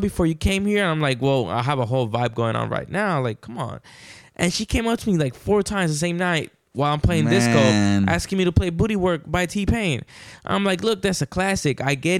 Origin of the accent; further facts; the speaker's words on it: Houston, Texas, United States; I did Bumpy's birthday because I'm from Houston.